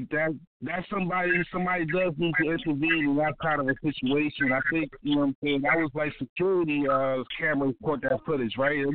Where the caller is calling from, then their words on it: Baltimore, Maryland, United States; I'm calling from Baltimore, Maryland, East Side, Zone 18.